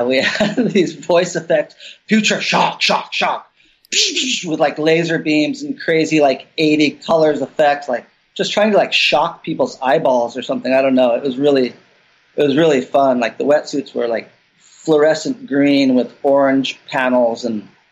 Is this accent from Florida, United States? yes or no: no; Santa Cruz, California, United States; growing up in Santa Cruz